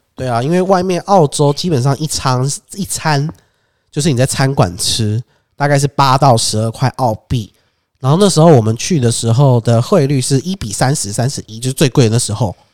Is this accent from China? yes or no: no; Taiwan; 我们台湾人